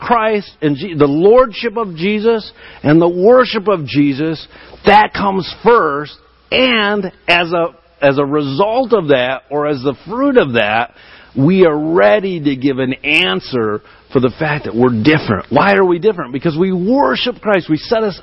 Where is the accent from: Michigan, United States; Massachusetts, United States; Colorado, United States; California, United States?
Michigan, United States; I'm from Michigan